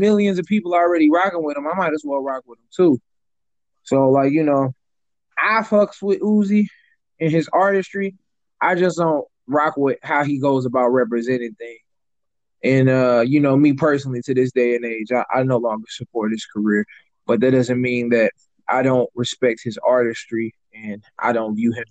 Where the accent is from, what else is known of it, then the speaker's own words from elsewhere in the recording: St. Louis, Missouri, United States; I'm from St. Louis myself